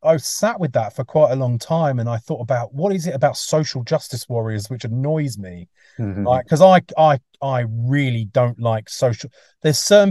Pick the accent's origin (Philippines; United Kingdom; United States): United Kingdom; England; moved away; also born or lived in Mullumbimby, Australia; I'm English